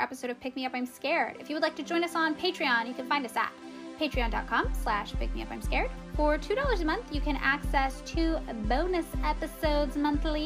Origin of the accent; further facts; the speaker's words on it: United States; as an American